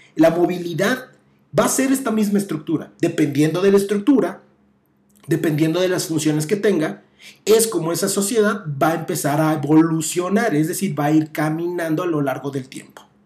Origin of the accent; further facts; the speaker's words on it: Mexico; estamos nosotros como mexicanos